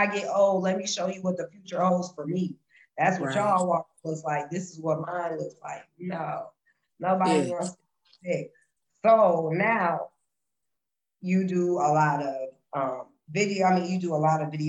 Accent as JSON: {"language": "English", "area": "Minnesota", "region": "Midwest", "country": "United States", "said": "I'm from Illinois, Minnesota"}